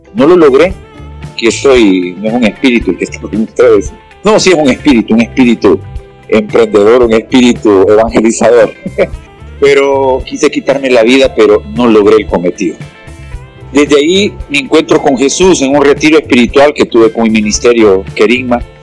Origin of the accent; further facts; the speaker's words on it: Honduras; me dedico mucho a la prédica aquí en mi país